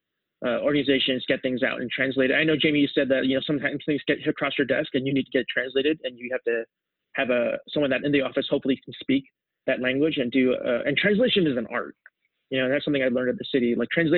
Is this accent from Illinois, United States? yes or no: no; New Jersey, United States; also born or lived in Seoul, South Korea / New York City; as an immigrant kid growing up in New Jersey